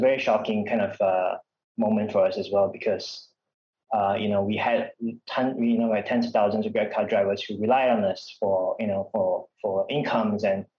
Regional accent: Kedah, Malaysia; as a child growing up in Kedah

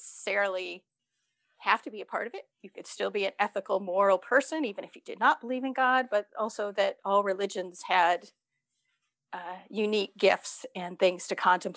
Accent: outside of Cleveland, Ohio, United States; growing up outside of Cleveland

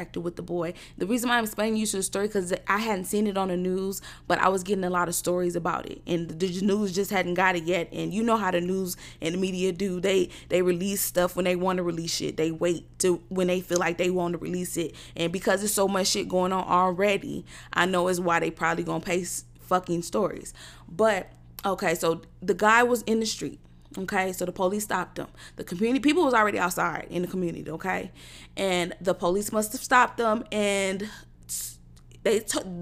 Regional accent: United States; I'm an American

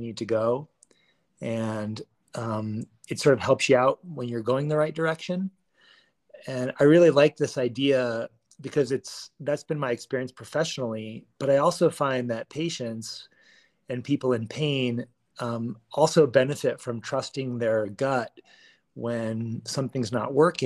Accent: Washington, District of Columbia, United States; moved away as an adult; now in Boulder, United States; I moved here after growing up in Washington, D.C. area on the East Coast

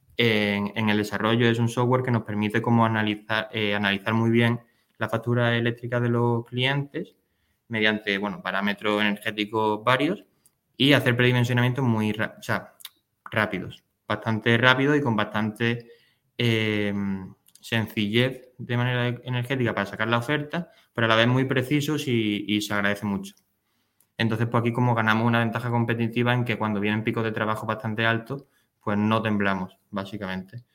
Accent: Málaga, Andalusia, Spain; also born or lived in Germany / Denmark; soy malagueño, he vivido en Málaga prácticamente toda mi vida

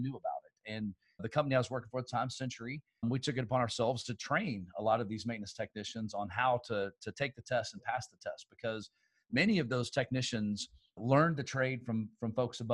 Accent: Houston, Texas, United States; also born or lived in Irving, Texas; I was born in Dallas in Irving and lived there till I was 7. And my dad got transferred here from Dallas to Houston.

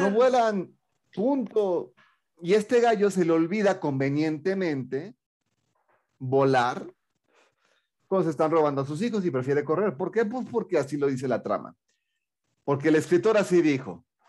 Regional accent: Mexico; más para mi tierra

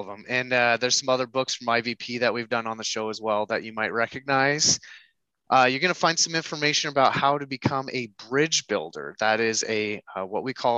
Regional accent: United States; as an American

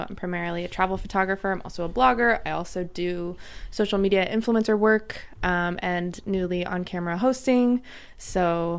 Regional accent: Connecticut, United States; moved away as an adult; also born or lived in New York / Boulder, Colorado; now in Los Angeles, United States; Originally, I'm from Connecticut. Then I went to college in New York.

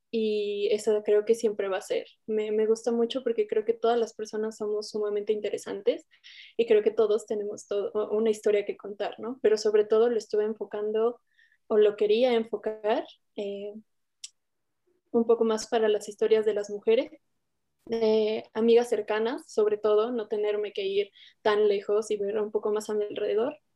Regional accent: Toluca, State of Mexico, Mexico; yo tengo 24 años, soy de, de Toluca, del Estado de México.

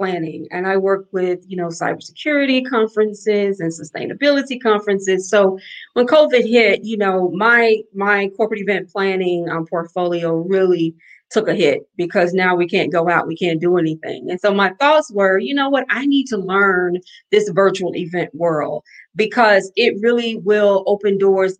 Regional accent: Alabama, United States; now in New Orleans, United States; I'm a girl from Alabama, so, and I live in New Orleans

